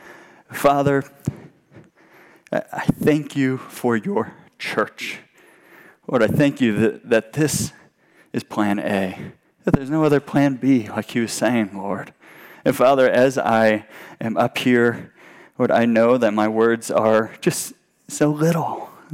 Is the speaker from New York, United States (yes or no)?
no; Southern California, United States; growing up in Southern California meant that the beach was my backyard